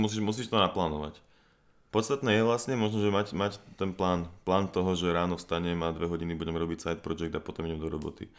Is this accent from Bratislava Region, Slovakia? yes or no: yes; Bratislava, Bratislava Region, Slovakia; also born or lived in United States / Germany; Som tiež z Bratislavy, tiež dlhých dielov. V podstate celý život žijem tu.